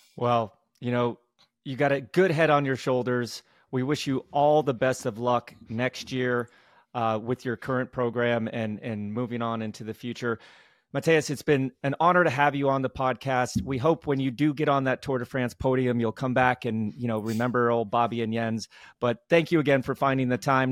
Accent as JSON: {"language": "English", "country": "United States", "said": "as an American"}